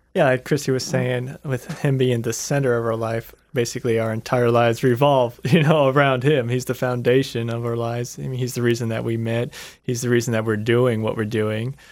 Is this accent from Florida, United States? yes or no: yes; Lakeland, Florida, United States; I grew up in Lakeland